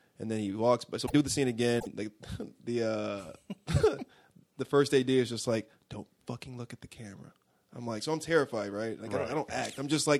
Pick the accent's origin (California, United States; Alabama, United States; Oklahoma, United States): California, United States; Los Angeles; born there; Yes, because I was born in Los Angeles, and I'm an L.A. Raider fan.